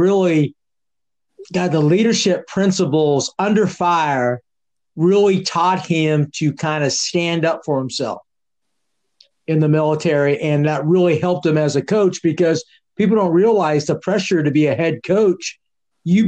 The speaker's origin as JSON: {"language": "English", "town": "San Jose", "region": "California", "country": "United States", "said": "I'm a California boy from San Jose"}